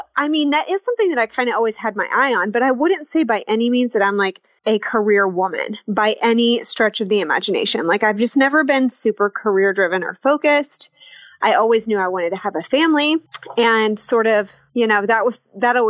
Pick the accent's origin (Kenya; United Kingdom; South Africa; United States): United States; Arkansas; moved away as an adult; also born or lived in Fayetteville, Arkansas / New York City; now in Tulsa, United States; I grew up in Arkansas, in a small town that no one's ever heard of, and lived there my whole life